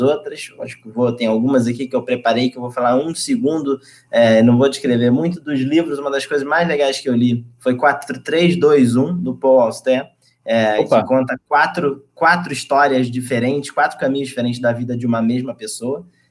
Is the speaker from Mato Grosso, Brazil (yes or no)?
no; Rio de Janeiro, Brazil; moved away; Já teria ido visitar é, minha cidade, não fosse pelo isolamento. Então, tô com saudade da minha família, saudade da, da, da cidade onde eu cresci, saudade das, é, das coisas do Rio